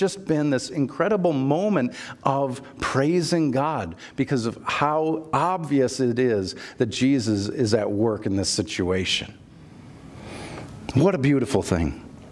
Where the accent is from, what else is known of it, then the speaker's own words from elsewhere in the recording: Minnesota, United States; I'm from Minnesota